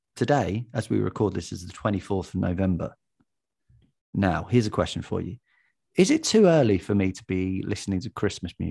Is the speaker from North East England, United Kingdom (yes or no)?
no; Watford, East of England, United Kingdom; moved away as an adult; now in Hackney, London, United Kingdom; I'm from Watford, and I li-, and I live currently in Hackney